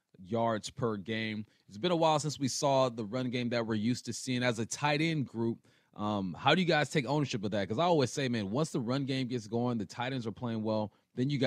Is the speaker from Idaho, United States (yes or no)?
no; California, United States; I grew up in California